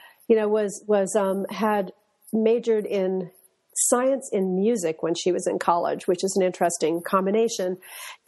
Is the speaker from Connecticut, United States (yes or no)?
yes; Westport, Connecticut, United States; I grew up in Westport, Connecticut, which is about an hour or so away from New York City.